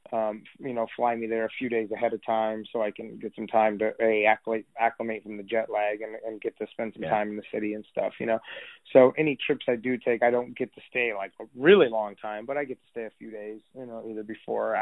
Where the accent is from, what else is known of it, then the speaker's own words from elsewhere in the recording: Texas, United States; also born or lived in Los Angeles; I grew up here in Texas